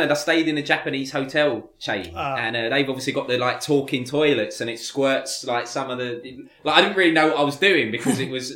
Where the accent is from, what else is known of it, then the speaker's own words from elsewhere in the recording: United Kingdom; born and bred in Britain